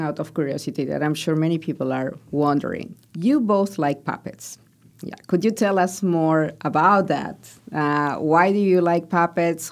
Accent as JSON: {"language": "English", "country": "Peru", "tie": "born or raised there", "moved": "yes", "said": "where I grew up in Peru"}